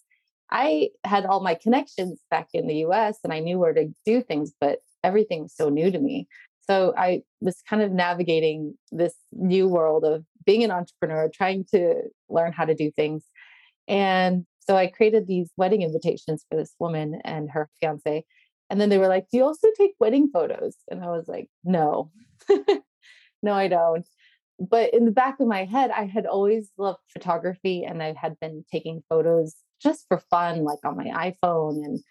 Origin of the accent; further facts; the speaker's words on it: United States; moved away as an adult; also born or lived in Las Vegas / Belgium / Sweden; now in Stockholm, Sweden; I'm an American and I live in Sweden. But prior to Sweden, I was living in Belgium. So in total, I've been out of the US for 11 years.